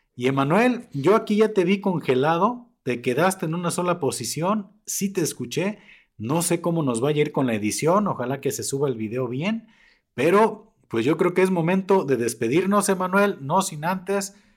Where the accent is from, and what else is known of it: Mexico